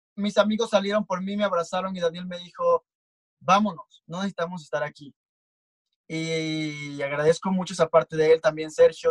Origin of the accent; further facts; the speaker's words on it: Comalcalco, Tabasco, Mexico; now in Mexico City, Mexico; yo soy de Tabasco, soy de un pequeño pueblito llamado Comalcalco